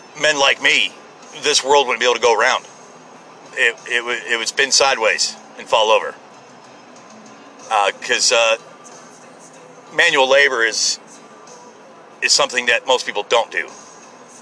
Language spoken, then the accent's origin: English; United States; I'm an American.